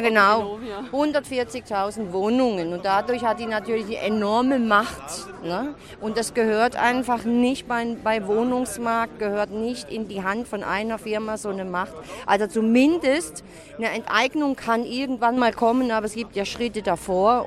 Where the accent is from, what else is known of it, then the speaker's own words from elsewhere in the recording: Lörrach area, Baden-Württemberg, Germany; Ich komme aus dem Raum Lörrach